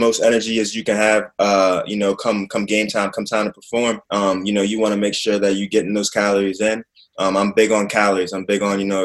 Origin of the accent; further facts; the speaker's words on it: Baltimore, Maryland, United States; I'm from Baltimore, Maryland